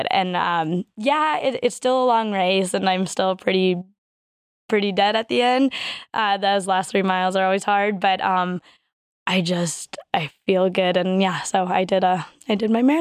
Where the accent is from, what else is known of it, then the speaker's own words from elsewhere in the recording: Colorado Springs, Colorado, United States; Um, so I grew up mostly in Colorado Springs, Colorado here. Um, my dad was in the Air Force, so we moved around a little bit.